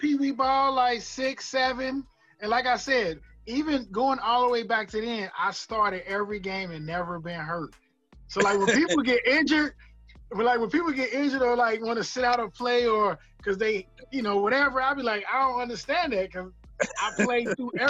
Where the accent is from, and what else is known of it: Cincinnati, Ohio, United States; born or raised there